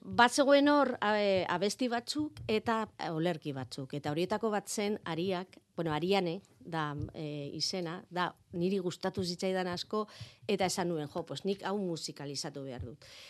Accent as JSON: {"language": "Basque", "town": "Zaragoza", "region": "Aragon", "country": "Spain", "tie": "born or raised there", "also_born_or_lived": "Pamplona, Spain", "second_language": "Basque", "moved": "as an adult", "lives_now": "Aranguren, Spain"}